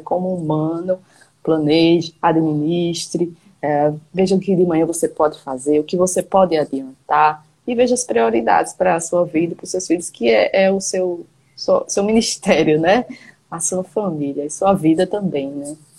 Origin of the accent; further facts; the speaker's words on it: João Pessoa, Paraíba, Brazil; eu sou aqui de João Pessoa, na Paraíba